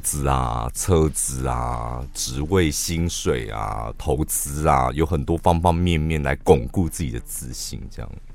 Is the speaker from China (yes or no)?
no; Taiwan; 我们台湾人